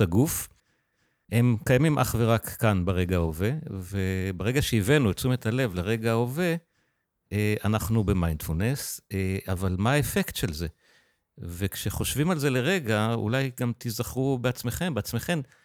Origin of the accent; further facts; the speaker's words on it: Israel; גדלתי בקיבוץ